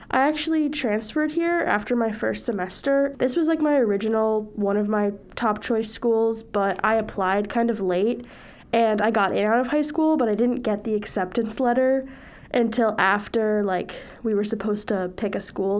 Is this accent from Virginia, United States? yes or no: no; Kingston, New York, United States; I'm from Kingston, New York.